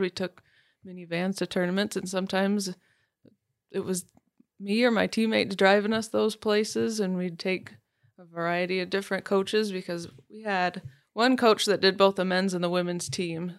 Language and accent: English; Farwell, Michigan, United States; I grew up in Farwell, went to Farwell High School